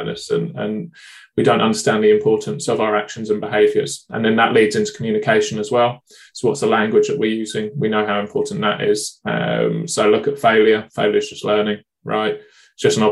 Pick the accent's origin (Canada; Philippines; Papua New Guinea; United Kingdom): United Kingdom; being British